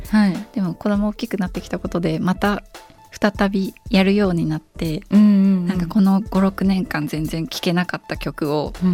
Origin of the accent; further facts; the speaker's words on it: Beppu, Oita, Japan; moved away as an adult; now in Tokyo, Japan; 別府が実家です